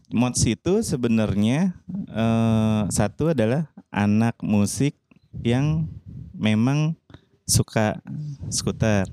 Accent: Jakarta, Indonesia; now in Bali, Indonesia; aku ini kan sebenarnya uh, jatuhnya tuh asli Jakarta

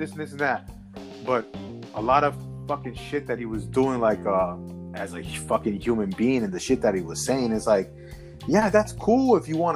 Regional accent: New York, United States; also born or lived in Colombia; Because I was born in New York. I'm from New York. I was born in New York. I'm fucking from here

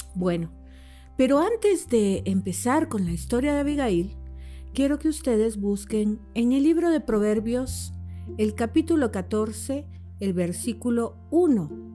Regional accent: El Salvador; como mujer, como salvadoreña

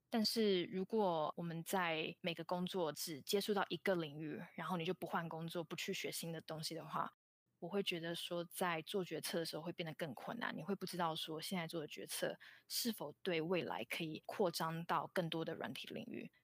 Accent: Taiwan; moved away as an adult; also born or lived in Hong Kong; now in San Francisco Bay Area, United States; 我是在香港出生，但是是在台湾长大，大概在台湾待到大学毕业后，大约在六年前来到美国。然后我在台湾就读的大学是政治大学，资讯科学系

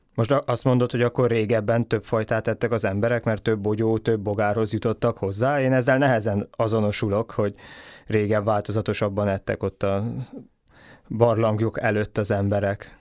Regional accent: Hungary; a mi magyar gondolkodásunk az a ételközeg, amivel felnőttünk

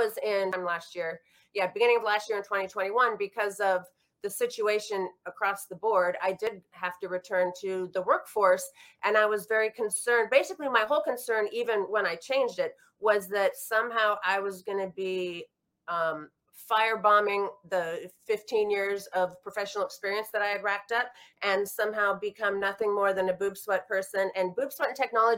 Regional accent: Washington, United States; now in New York, United States; where we grew up in Washington State

